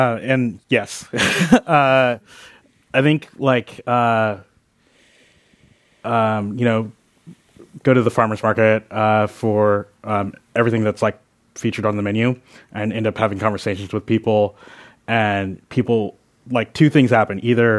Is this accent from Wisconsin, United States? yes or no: no; California, United States; especially as a Californian, especially as someone in the Bay Area that is just like open-minded about cooking techniques